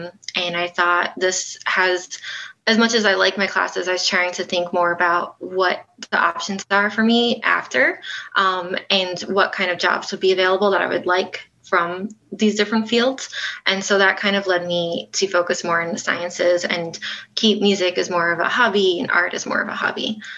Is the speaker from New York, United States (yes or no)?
yes; Nassau County, Long Island, New York, United States; moved away as an adult; Yeah, so I'm from New York. I grew up there and never left until I went away to college.